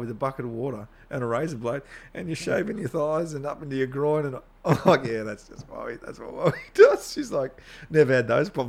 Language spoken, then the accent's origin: English; Tasmania, Australia; moved away; Very boring place, Tasmania. You went to my hometown.